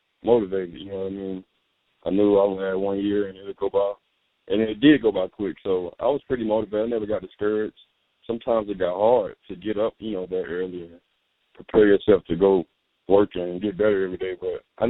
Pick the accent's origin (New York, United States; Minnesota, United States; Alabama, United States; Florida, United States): Alabama, United States; Huntsville; I'm actually from Huntsville, Alabama